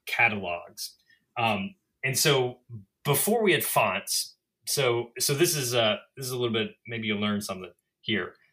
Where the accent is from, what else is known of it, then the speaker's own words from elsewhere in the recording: the South, United States; also born or lived in Mississippi; now in Boston, United States; I'm a Southerner